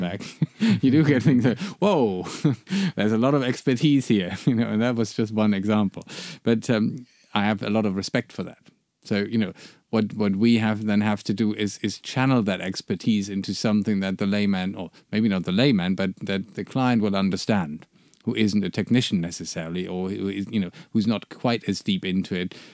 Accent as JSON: {"language": "English", "country": "Germany", "said": "I'm from Germany"}